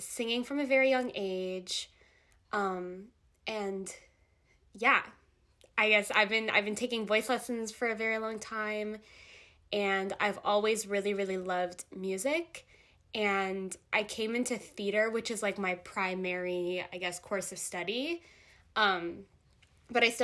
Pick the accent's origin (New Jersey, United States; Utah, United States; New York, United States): New Jersey, United States; Jersey Shore; I'm from the Jersey Shore